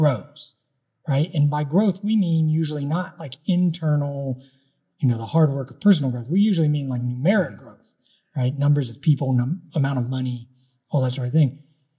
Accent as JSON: {"language": "English", "country": "United States", "said": "those of us who lived in this country, when we were born here, we grew up American."}